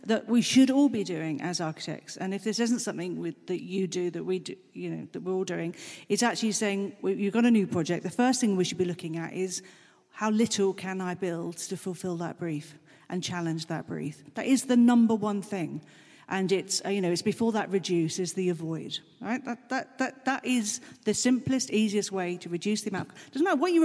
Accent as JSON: {"language": "English", "country": "Germany", "tie": "born or raised there", "moved": "yes", "said": "I was brought up in Germany."}